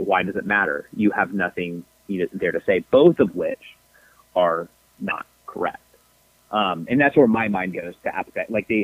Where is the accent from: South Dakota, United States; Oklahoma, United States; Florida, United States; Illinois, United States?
Florida, United States; Tampa; I grew up in Tampa, Florida